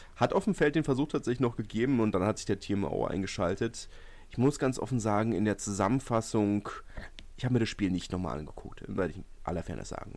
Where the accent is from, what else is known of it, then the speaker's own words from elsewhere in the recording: Berlin, Germany; als Berliner